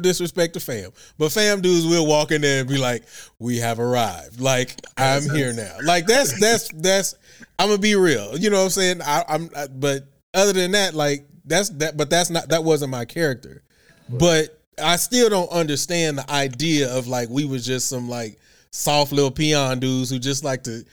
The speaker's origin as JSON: {"language": "English", "town": "Houston", "region": "Texas", "country": "United States", "tie": "born or raised there", "also_born_or_lived": "Norfolk", "moved": "as an adult", "said": "I grew up, born and raised in Houston"}